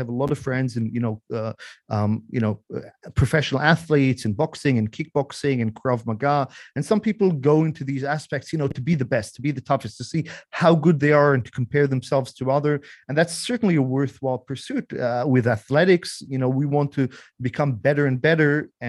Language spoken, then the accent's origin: English; Israel; English is a second language; moved away as an adult; also born or lived in Australia; I'm in Israel at the moment. Yes. So I was born in Israel. My dad was born in Australia. In fact, my family originates from Czechoslovakia before the war. So my grandparents were Holocaust survivors.